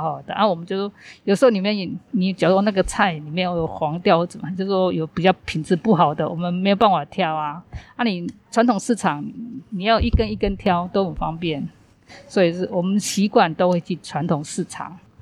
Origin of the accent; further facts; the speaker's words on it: northern Taiwan, Taiwan; moved away as an adult; now in Tainan, Taiwan; 我是北部人，啊，我先生是在北部就业